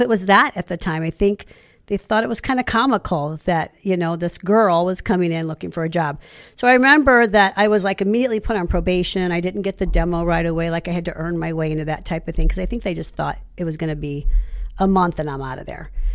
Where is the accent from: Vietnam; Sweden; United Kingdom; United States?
United States; Ferguson, Missouri; I was born in, in Ferguson, raised in Ferguson, but I, even though I'm a born and raised Saint Louis girl